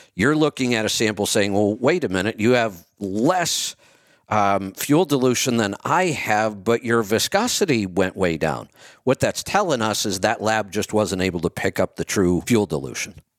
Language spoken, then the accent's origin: English; Streetsboro, Ohio, United States; also born or lived in Salem, Ohio; I grew up in Streetsboro